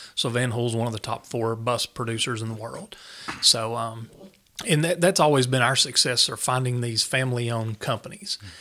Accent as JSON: {"language": "English", "town": "Newport", "region": "Tennessee", "country": "United States", "tie": "born or raised there", "said": "growing up in Newport, I never really thought I would leave Tennessee"}